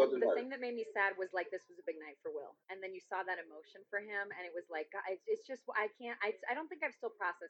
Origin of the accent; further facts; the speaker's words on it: Chicago, Illinois, United States; I'm from Chicago.